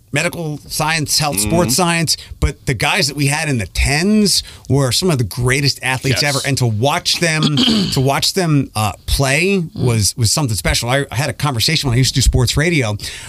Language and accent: English; Philadelphia, Pennsylvania, United States; moved away; I grew up in Philadelphia.